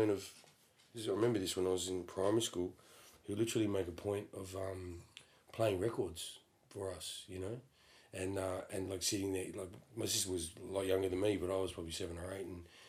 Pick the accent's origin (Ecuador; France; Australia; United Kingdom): Australia; Perth, Western Australia; Yes, I am from Perth, Western Australia.